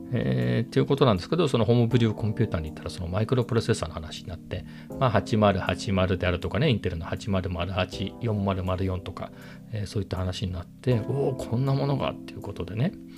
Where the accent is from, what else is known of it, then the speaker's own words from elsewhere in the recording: Ibaraki, Japan; 僕は茨城県出身だったのでその頃茨城に住んでいた